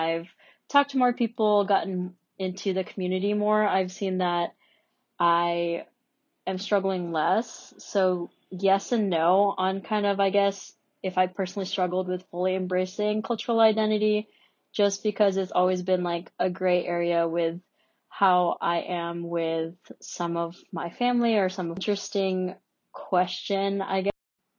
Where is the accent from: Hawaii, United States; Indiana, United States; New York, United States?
Hawaii, United States; I was born in the States. I don't even speak Tagalog fluently. So it's like, well, what's my accent? Are they referring to like the fact that, oh, maybe I speak a little bit differently because I'm from Hawaii